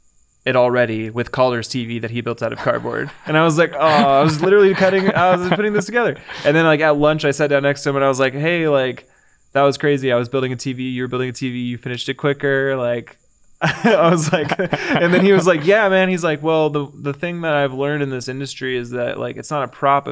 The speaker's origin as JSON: {"language": "English", "town": "Visalia", "region": "California", "country": "United States", "tie": "born or raised there", "said": "I moved from Visalia, California. So {S1} okay. {S0} My hometown."}